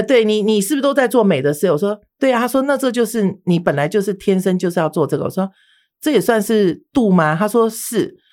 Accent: Taiwan; 我从小是出生于，我父母都是外省人，都是外省，都是嗯。大陆人哈。好，那我是出生在台湾的外省的第二代

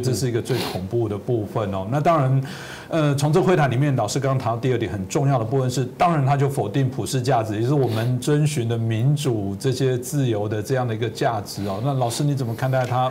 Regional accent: Taiwan; 我可能在这个自由台湾长大

